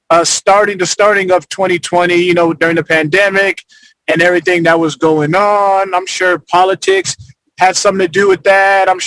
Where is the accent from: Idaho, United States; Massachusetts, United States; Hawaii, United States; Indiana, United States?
Massachusetts, United States; Boston; born there; So I'm actually I actually was born in Boston.